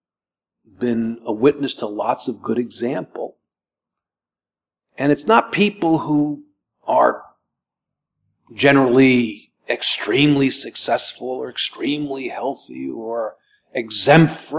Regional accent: United States; We're Americans here

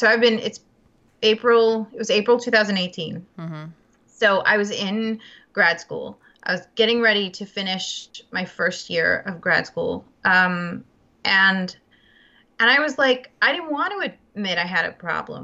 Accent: Charlotte, North Carolina, United States; moved away; I grew up in Charlotte, in Charlotte and North Carolina

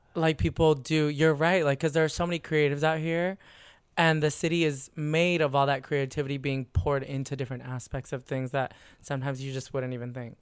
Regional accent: San Diego, California, United States; also born or lived in San Francisco; now in Los Angeles, United States; California, born and raised. I grew up in San

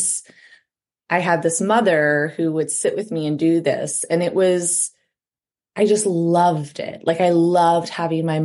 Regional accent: Ohio, United States; moved away as an adult; now in Iowa, United States; I'm from Ohio

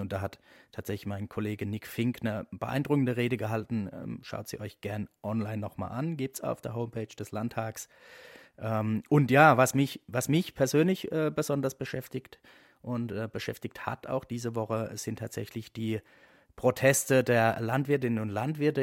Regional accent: Eberbach, Baden-Württemberg, Germany; Eberbach in meiner Heimatstadt

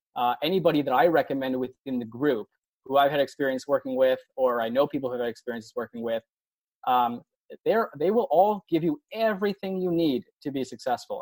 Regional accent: Buffalo Grove, Illinois, United States; moved away; also born or lived in University of Iowa; I'm actually from Chicago. I grew up in the suburbs. I grew up in Buffalo Grove

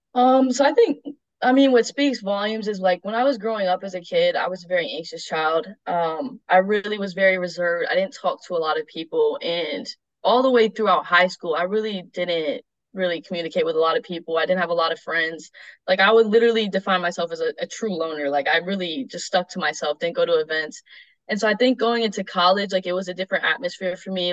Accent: Ithaca, New York, United States; I'm from Ithaca, New York, um, and I'm now attending Roberts Wesleyan University

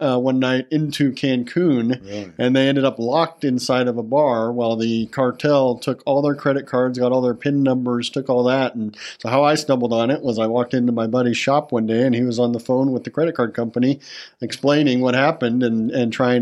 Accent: United States; as an American

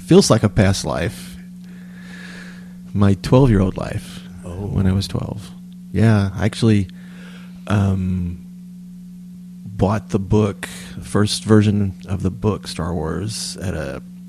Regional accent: Tyler, Texas, United States; my hometown, Tyler, Texas

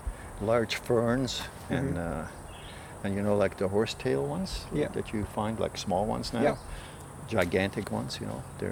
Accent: Netherlands; moved away as an adult; I'm from Holland originally

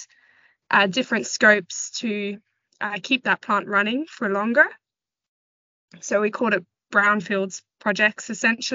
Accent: Western Australia, Australia; moved away as an adult; also born or lived in Johannesburg, South Africa; now in London, United Kingdom; I grew up in Western Australia, and that's where I did my undergraduate degree

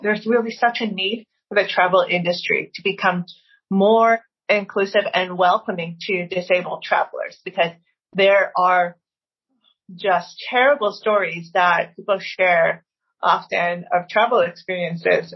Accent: Maryland, United States; I was from Maryland

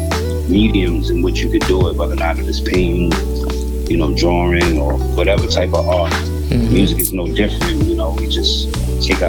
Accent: New York City, New York, United States; I'm from Queens, New York, Far Rockaway, Esmond Project specifically.

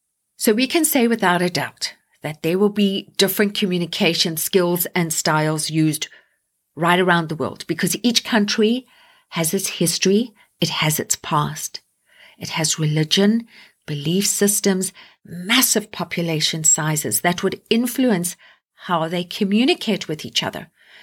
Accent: Canada; I am going to start with my home country of Canada.

